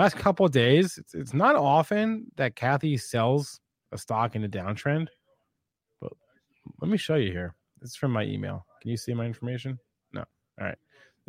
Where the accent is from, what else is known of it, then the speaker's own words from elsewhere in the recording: New Jersey, United States; I'm from New Jersey, man.